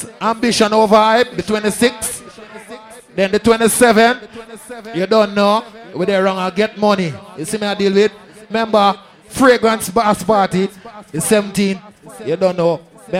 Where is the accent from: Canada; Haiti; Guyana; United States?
Guyana; Georgetown, Demerara-Mahaica; I'm from Georgetown, Guyana. I'm a Sagittarius.